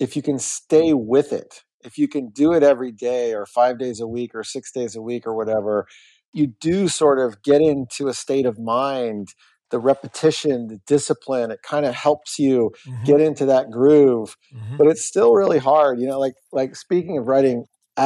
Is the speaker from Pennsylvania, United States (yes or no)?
no; Florida, United States; I grew up in Florida.